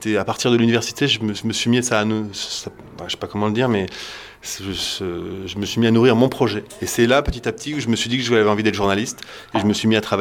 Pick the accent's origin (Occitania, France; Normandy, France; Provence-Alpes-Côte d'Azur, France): Normandy, France; Caen; j'ai grandi à Caen